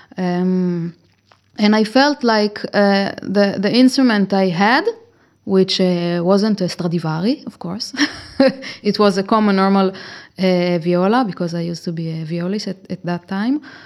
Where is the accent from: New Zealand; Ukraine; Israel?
Israel; moved away as an adult; now in Cremona, Italy; I am originally from Israel